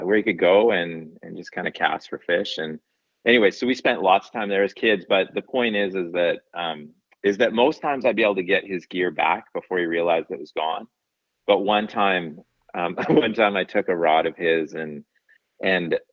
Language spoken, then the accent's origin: English; Cranbrook, British Columbia, Canada; also born or lived in Golden, British Columbia; now in Vancouver Island, Canada; I was born in Golden and then raised in Cranbrook, British Columbia